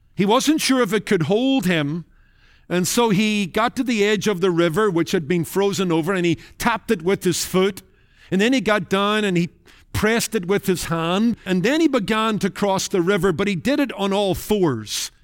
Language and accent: English; Northern Ireland, United Kingdom; Growing up in Northern Ireland in the Rathkilde Baptist Church and in among Irish Baptists